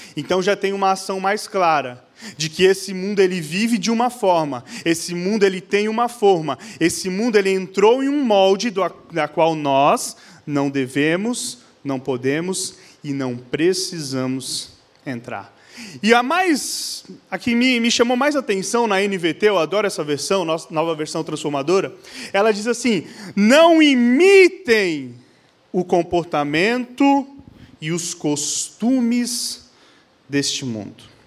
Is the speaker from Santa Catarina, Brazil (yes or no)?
yes; Blumenau, Santa Catarina, Brazil; nós somos de Blumenau, Santa Catarina